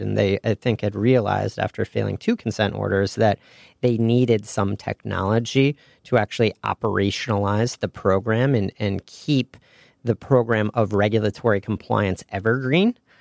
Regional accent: Ann Arbor, Michigan, United States; moved away as an adult; also born or lived in Indiana / Chicago; I was a Midwest guy. I grew up in Ann Arbor, Michigan

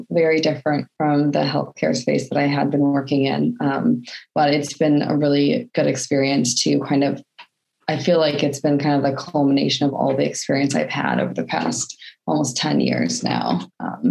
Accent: Portland, Oregon, United States; moved away as an adult; also born or lived in San Diego, California; now in Scotland, United Kingdom; I am originally from Portland, Oregon, moved to San Diego to go to university, and then I stayed there for about 10 years.

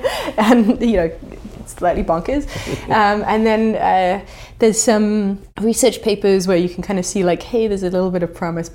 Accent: England, United Kingdom; so I'm English, although my accent hides it slightly, but in England there's an incredible division over the Brexit question.

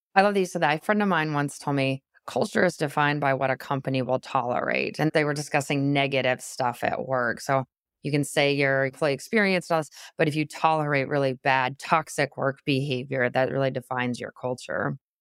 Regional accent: Midwest, United States; also born or lived in Wisconsin; I'm from the Midwest, I live in Wisconsin

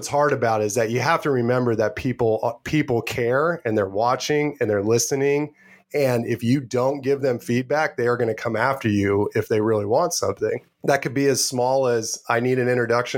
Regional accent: Anderson, Indiana, United States; moved away as an adult; also born or lived in Spokane, Washington / Boston; I grew up in Anderson. I was born in Spokane, Washington, but I lived in Anderson from 2 years old to graduating college

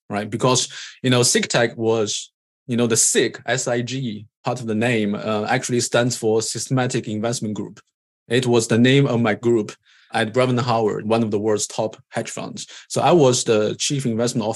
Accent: China; moved away as an adult; also born or lived in Cambridge, England; born in China. I'm Chinese. Did my undergrad in electrical engineering and computer science in China

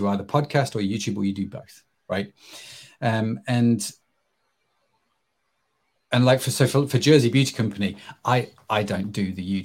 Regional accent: England, United Kingdom; I'm English

